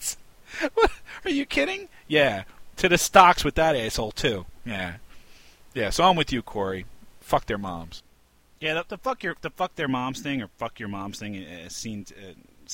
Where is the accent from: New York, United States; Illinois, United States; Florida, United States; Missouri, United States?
New York, United States; New York City; I grew up in New York City